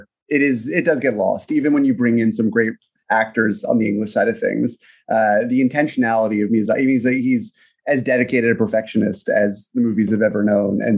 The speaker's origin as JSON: {"language": "English", "country": "United States", "said": "as an American who does not speak Japanese fluently"}